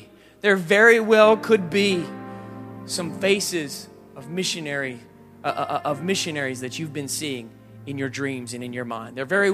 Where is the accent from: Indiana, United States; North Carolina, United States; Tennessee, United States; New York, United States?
Indiana, United States; Indianapolis; I grew up in Indianapolis.